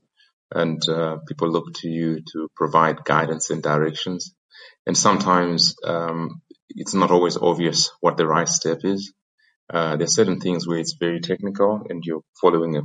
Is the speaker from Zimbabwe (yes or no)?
yes; Zimbabwe; moved away as an adult; also born or lived in Oxford / New York / London; Born and bred in Zim